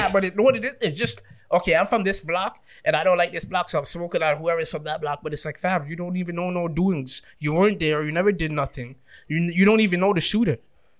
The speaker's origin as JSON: {"language": "English", "town": "Toronto", "region": "Ontario", "country": "Canada", "said": "we're from Toronto."}